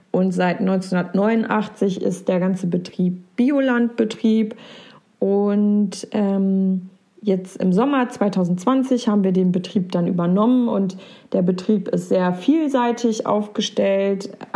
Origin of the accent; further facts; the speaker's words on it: Porta Westfalica, North Rhine-Westphalia, Germany; also born or lived in Minden; ich bin dieses Jahr 30 geworden. Geboren bin ich in Minden und aufgewachsen im wunderschönen Porta Westfalica an der Weser zwischen Wien und Wesergebirge.